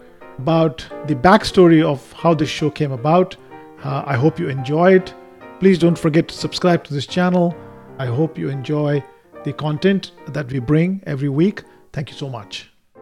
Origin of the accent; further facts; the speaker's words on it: Bangalore, Karnataka, India; now in Houston, United States; I am from Bangalore, India, but I live in Houston, Texas now.